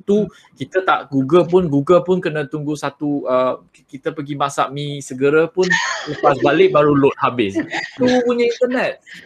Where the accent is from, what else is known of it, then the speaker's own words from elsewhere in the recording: Perak, Malaysia; now in Puchong, Malaysia; asal orang Perak, uh, sekarang kat Selangor, duduk duduk uh, kat Puchong.